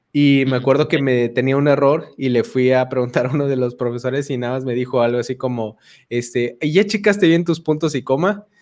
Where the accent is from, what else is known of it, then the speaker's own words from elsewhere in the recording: Chiapas, Mexico; also born or lived in Mexico City; de la Ciudad de México. Ahí nací, pero toda mi vida he vivido en Chiapas.